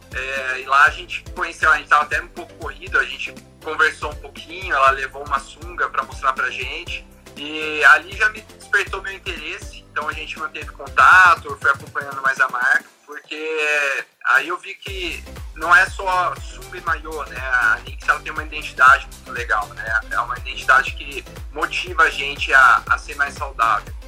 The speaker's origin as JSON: {"language": "Portuguese", "town": "Campinas", "region": "São Paulo", "country": "Brazil", "said": "Sou de Campinas, interior de São Paulo"}